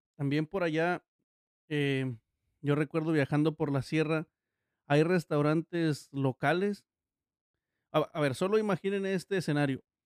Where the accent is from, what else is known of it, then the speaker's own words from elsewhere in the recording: Miahuatlán de Porfirio Díaz, Oaxaca, Mexico; yo soy de, de Miagua York. de Porfirio Díaz. O para los locales de Miagua Rancho. Este a su vez es un distrito de Oaxaca